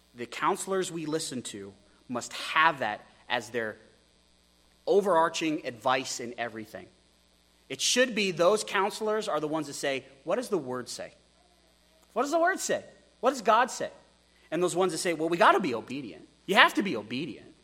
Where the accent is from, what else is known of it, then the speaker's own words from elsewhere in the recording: Texas, United States; also born or lived in Wyoming; As an American who's from Wyoming, who grew up in Texas